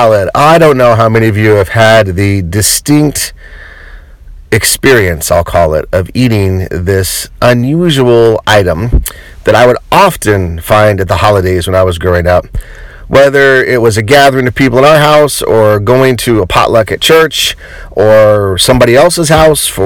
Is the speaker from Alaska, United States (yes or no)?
no; Colorado, United States; I grew up in Colorado